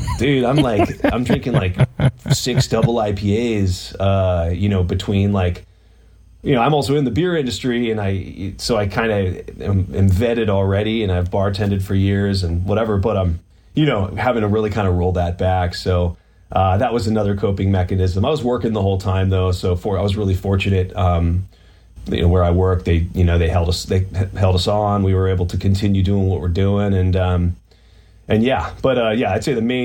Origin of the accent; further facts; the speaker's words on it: Pittsburgh, Pennsylvania, United States; moved away; I'm actually from Pittsburgh, Pennsylvania, originally. I'm on my like 2-week vacation. I'm actually in the room that I grew up